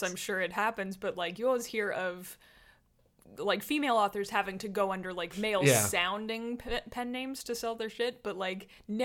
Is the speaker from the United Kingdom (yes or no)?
no; Canada; we're from Canada